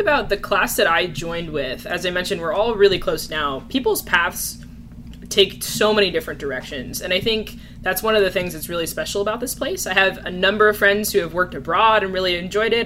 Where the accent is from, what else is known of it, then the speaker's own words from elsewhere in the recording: New Jersey, United States; moved away as an adult; also born or lived in California; now in New York, United States; I grew up in New Jersey.